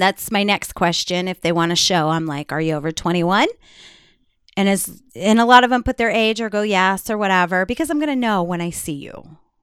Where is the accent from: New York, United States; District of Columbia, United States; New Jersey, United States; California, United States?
New York, United States; I am from New York